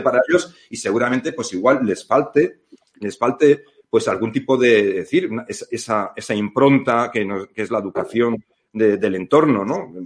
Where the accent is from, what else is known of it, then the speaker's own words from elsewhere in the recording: Spain; no somos propiamente los españoles